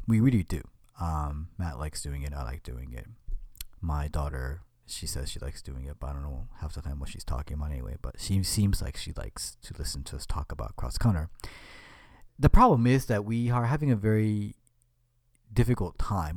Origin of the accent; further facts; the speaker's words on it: Japan; moved away; I was in Japan, my home country